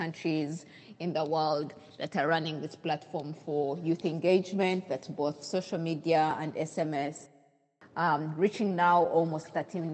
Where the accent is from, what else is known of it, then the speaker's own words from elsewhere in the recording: Kabale, Western Region, Uganda; moved away as an adult; also born or lived in Nigeria; I'm from Uganda, born in Kabale in the southwestern part of Uganda